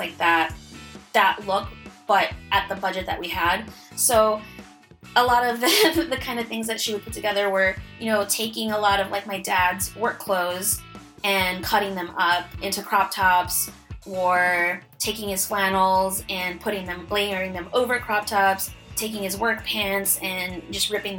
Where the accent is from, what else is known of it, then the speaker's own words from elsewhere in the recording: Chicago, Illinois, United States; now in Los Angeles, United States; I was born and raised in Chicago, Illinois